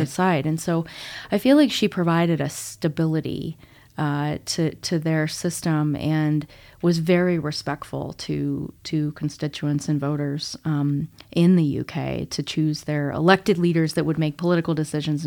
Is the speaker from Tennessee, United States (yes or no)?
no; Illinois, United States; moved away as an adult; now in Colorado, United States; I grew up in Illinois. I moved to Colorado in two thousand five, so I've been here a long time now